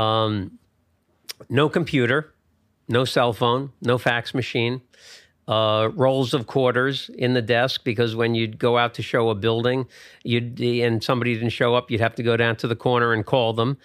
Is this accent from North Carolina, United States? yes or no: no; Bergen County, New Jersey, United States; I grew up in Bergen County, New Jersey